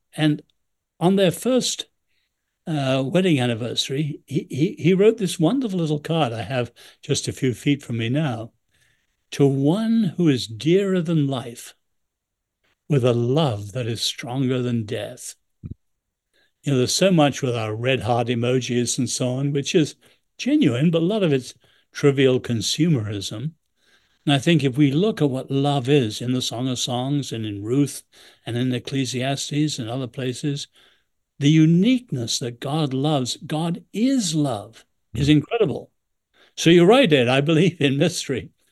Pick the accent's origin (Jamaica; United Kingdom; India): United Kingdom; England; now in United States; I'm a great admirer of this country, I'm still English